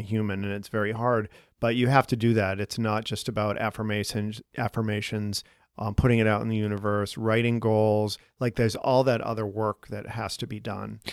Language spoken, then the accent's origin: English; Boston, Massachusetts, United States; now in Chicago, United States; we're both from Boston